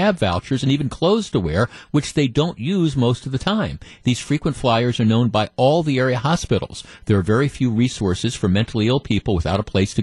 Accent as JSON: {"language": "English", "town": "Milwaukee", "region": "Wisconsin", "country": "United States", "tie": "born or raised there", "also_born_or_lived": "East Coast, United States", "said": "We moved to Milwaukee from the East Coast when I was like 9 or 10 years old"}